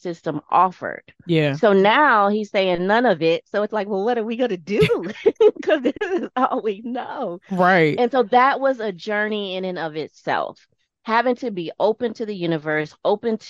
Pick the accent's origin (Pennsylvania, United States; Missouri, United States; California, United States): Missouri, United States; St. Louis; now in Las Vegas, United States; Originally born and raised in St. Louis, Missouri, now reside in Las Vegas.